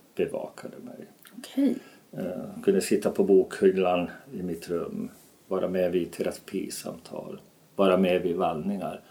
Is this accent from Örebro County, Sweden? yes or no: no; Falun, Dalarna County, Sweden; Falun, min hemstad, städernas stad mitt hjärtats stad